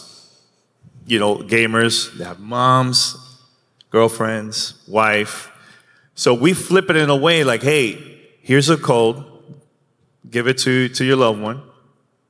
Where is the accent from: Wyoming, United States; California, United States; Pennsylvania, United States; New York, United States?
New York, United States; New York City; I grew up in New York City